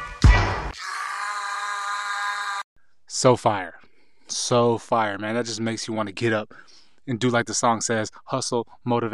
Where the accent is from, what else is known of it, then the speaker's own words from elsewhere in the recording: Southern California, United States; I am born and raised in Southern California